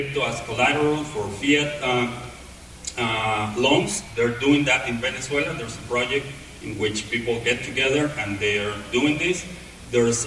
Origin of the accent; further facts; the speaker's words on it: Mexico; I grew up in Mexico